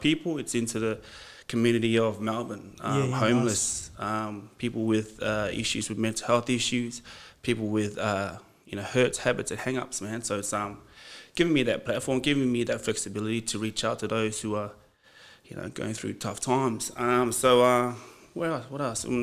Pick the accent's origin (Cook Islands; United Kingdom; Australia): Cook Islands; One of the big islands in the Cook Islands, Mangaia.